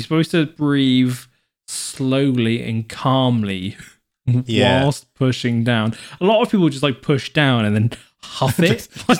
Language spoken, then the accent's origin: English; Devon, South West England, United Kingdom; as I'm from Devon